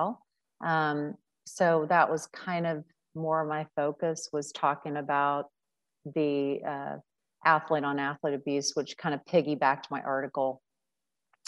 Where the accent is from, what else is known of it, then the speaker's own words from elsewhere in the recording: Cincinnati, Ohio, United States; one of my like brother figures that I grew up with in Cincinnati